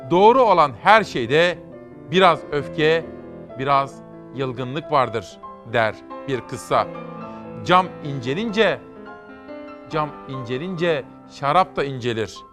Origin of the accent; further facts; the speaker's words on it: Simav, Kütahya, Turkey; Biliyorsunuz ben Simavlıyım.